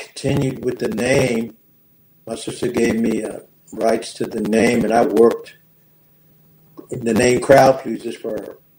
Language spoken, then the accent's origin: English; West Virginia, United States; moved away as an adult; also born or lived in Columbus, Ohio; growing up, I was raised in West Virginia, mm-hmm. and born in West Virginia